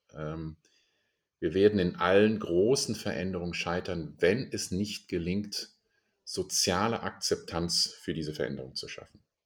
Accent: Germany; also born or lived in Indonesia; bei uns in Deutschland

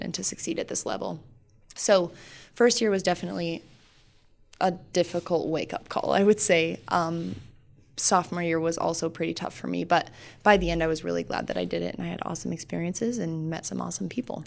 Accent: Sheridan, Wyoming, United States; also born or lived in North Dakota; I was born and raised in Sheridan

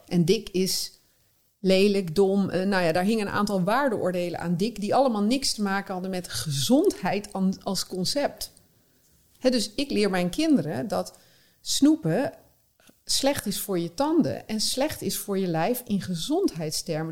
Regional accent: North Brabant, Netherlands; born or raised there; moved away

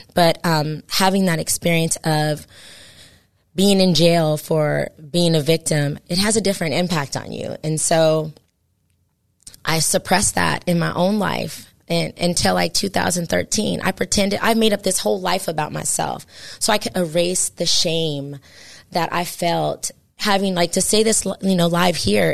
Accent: San Jose, California, United States; I'm from San Jose, California

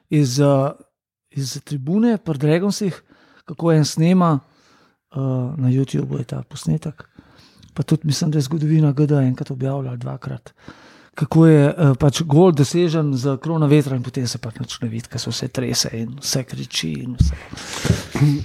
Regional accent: Ljubljana, Slovenia; prihajam iz Ljubljana

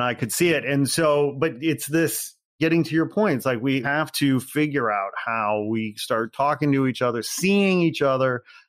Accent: Midwest, United States; And as we've already said, we're from the Midwest. My parents live in Northwest Indiana. I had traveled back to Chicago. I come back home often.

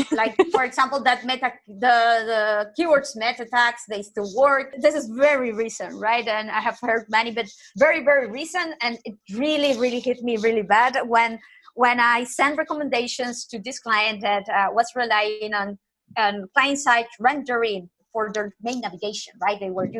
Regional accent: Nicaragua; English is a second language; I'm originally from Latin America, and people from my country are always like super nice. If you go and this typical stuff that people go to Nicaragua, to my home country

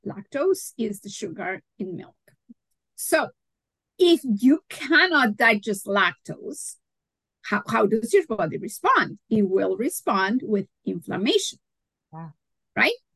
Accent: Mexico; moved away; I'm originally from Mexico

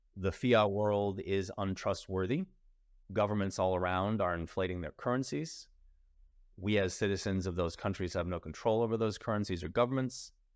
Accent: United States; I'm American

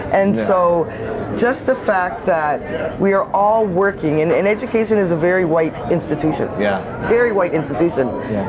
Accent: Halifax, Nova Scotia, Canada; Well, I'm from Halifax, Nova Scotia. Uh-huh. Grew up just up the street from where we are right now, North End Halifax.

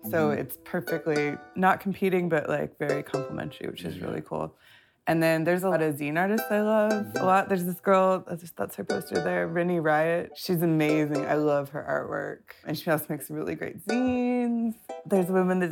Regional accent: Long Beach, California, United States; also born or lived in Los Angeles; I grew up in Long Beach, and I've been in LA proper for 15 years

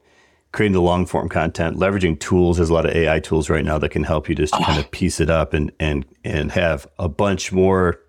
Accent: Buffalo, New York, United States; I grew up in Buffalo area, so Western New York

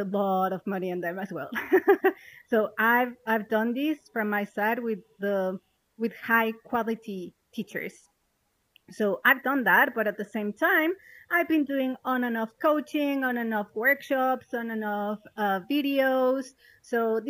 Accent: Mexico; moved away as an adult; also born or lived in London; now in Malaysia; I'm originally from Mexico.

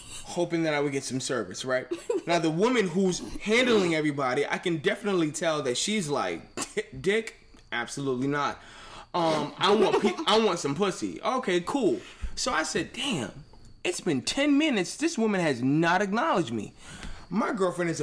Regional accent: New York, United States; I'm from New York

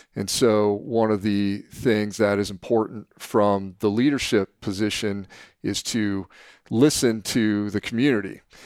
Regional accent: San Mateo, California, United States; now in Dana Point, United States; I feel lucky and, and blessed to have grown up in San Mateo.

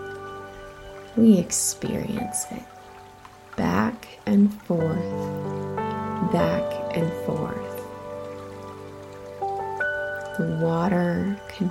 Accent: Midwest, United States; I grew up near lakes in the Midwest

